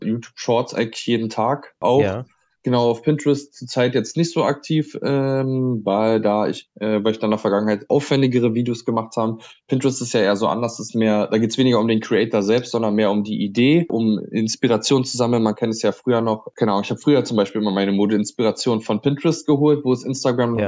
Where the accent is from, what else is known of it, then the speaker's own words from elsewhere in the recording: Berlin, Germany; komme ich auch aus Berlin